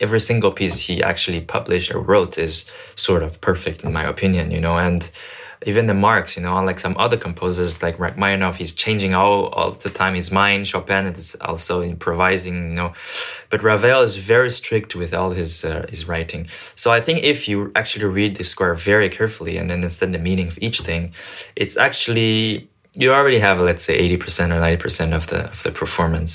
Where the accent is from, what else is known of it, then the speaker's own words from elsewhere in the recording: Canada; also born or lived in Paris, France / China; I was born in Paris and I grew up in Canada and I'm from China